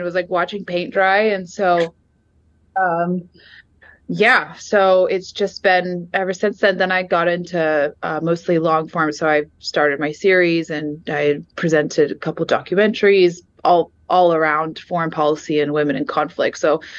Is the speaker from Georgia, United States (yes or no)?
yes; Atlanta, Georgia, United States; moved away as an adult; also born or lived in Washington, D.C.; Georgia, which was my home, is my hometown, my home state. Atlanta is my hometown, my home county